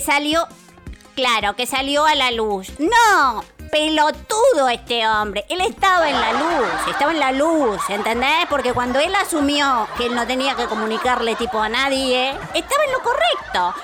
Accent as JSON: {"language": "Spanish", "country": "Venezuela", "tie": "born or raised there", "said": "crecí en Venezuela rodeada de argentinos"}